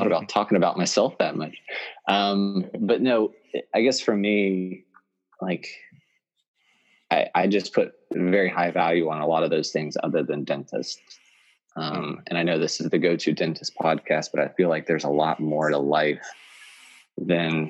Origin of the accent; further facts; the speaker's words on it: West Virginia, United States; moved away as an adult; now in Pennsylvania, United States; I'm originally from West Virginia. I'm born and raised there, did all my schooling there. Moved to Pennsylvania about 10 years ago